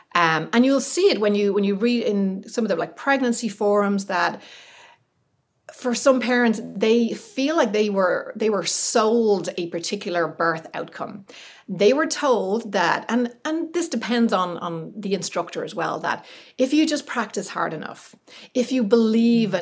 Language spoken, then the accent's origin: English; Ireland; moved away as an adult; also born or lived in California; being Irish